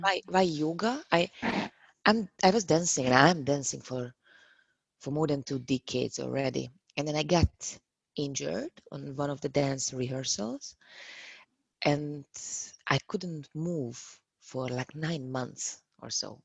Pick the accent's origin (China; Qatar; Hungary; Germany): Hungary; moved away as an adult; now in Prague, Czechia; I'm from Hungary. I moved here to Prague about five and a half years ago